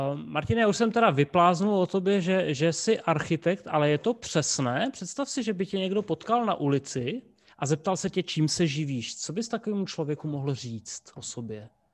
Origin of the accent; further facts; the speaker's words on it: Rapotín, Olomouc Region, Czechia; já jsem z Rapotína